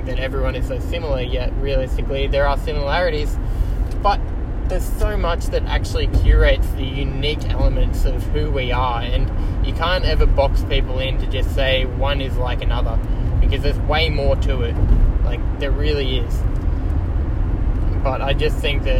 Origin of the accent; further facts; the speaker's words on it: Kiama, New South Wales, Australia; growing up in Kiama